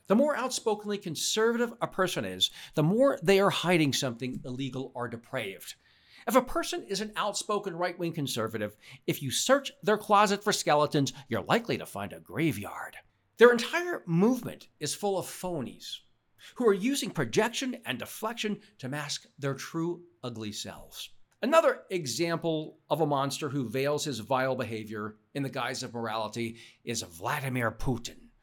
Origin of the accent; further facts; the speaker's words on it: United States; I'm an American. I've never been to Israel